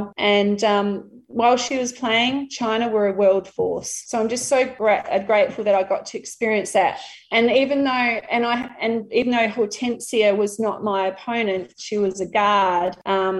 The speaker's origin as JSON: {"language": "English", "town": "Murrayville", "region": "Victoria", "country": "Australia", "tie": "born or raised there", "said": "the primary school where I grew up in Murrayville"}